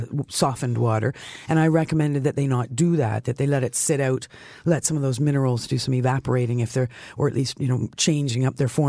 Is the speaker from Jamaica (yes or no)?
no; Canada; as a Canadian